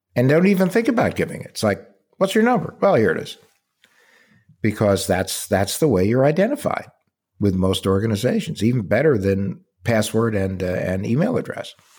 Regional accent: Warren, New Jersey, United States; also born or lived in Plainfield, New Jersey; now in Arizona, United States; Born in, in Plainfield, New Jersey, raised in Warren

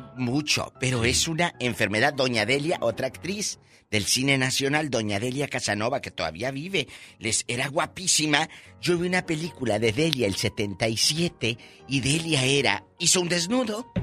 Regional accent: Matamoros, Tamaulipas, Mexico; mi paisano de Matamoros

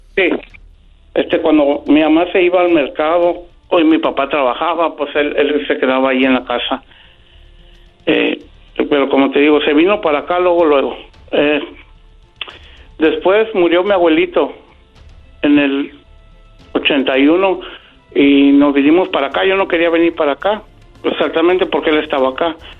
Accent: Guadalajara, Jalisco, Mexico; Nosotros somos de Guadalajara

